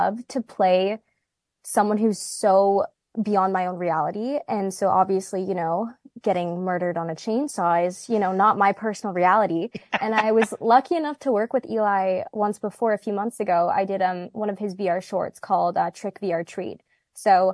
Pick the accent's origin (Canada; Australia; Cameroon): Canada; us Canadians